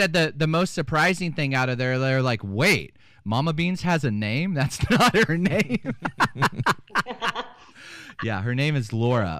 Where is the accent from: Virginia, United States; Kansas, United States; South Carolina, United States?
Kansas, United States; I said we are from Kansas